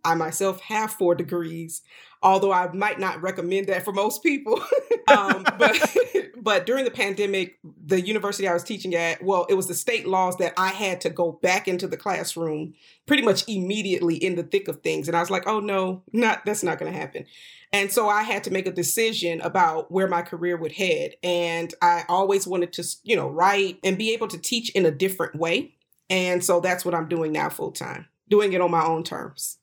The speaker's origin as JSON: {"language": "English", "region": "North Florida", "country": "United States", "tie": "born or raised there", "also_born_or_lived": "New York City", "moved": "as an adult", "said": "I went back to Florida, which is where I was raised in North Florida"}